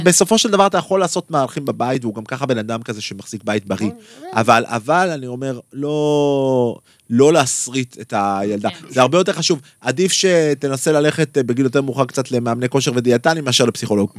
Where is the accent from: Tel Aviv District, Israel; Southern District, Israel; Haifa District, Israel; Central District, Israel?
Tel Aviv District, Israel; Tel Aviv; אני ילד מצפון תל אביב